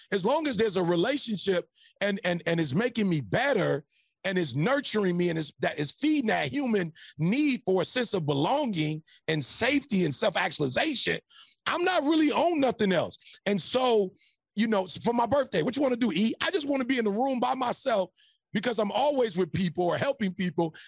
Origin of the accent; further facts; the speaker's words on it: Detroit, Michigan, United States; now in California, United States; I'm from Detroit